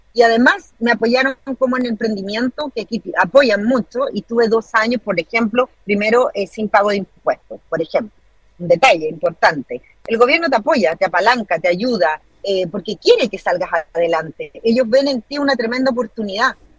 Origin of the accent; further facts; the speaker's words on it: Chile; moved away as an adult; now in New Zealand; soy chilena, porque vivo en el extranjero hace 17 años